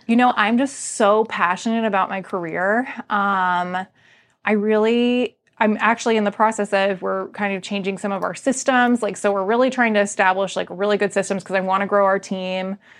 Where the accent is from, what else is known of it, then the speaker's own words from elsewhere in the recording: Arlington, United States; also born or lived in Percival; I grew up in Arlington